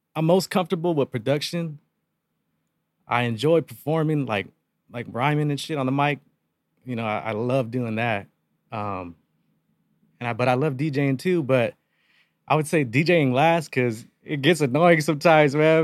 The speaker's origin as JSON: {"language": "English", "town": "Yuma", "region": "Arizona", "country": "United States", "tie": "born or raised there", "said": "born and raised, born and raised in Yuma since day one"}